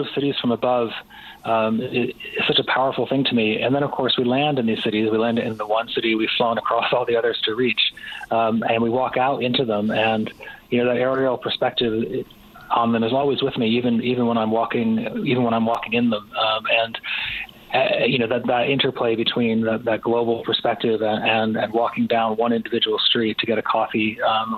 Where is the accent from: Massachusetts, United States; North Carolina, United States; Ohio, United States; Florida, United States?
Massachusetts, United States; Pittsfield; moved away; Growing up in Pittsfield, which is a small city in western Massachusetts